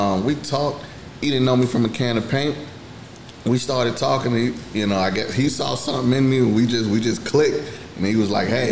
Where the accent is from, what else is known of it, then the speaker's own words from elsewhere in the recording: Atlanta, Georgia, United States; I'm a native right here, Atlanta, Georgia, born and raised